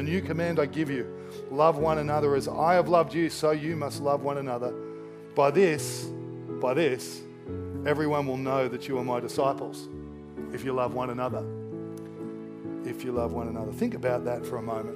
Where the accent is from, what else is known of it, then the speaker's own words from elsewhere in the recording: Australia; I'm Australian